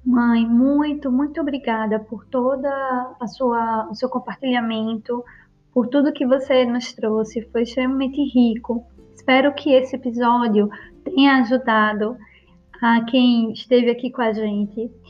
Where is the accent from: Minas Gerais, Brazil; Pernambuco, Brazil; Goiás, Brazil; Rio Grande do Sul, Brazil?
Pernambuco, Brazil; Recife; ela mora em Recife, no Brasil, onde eu nasci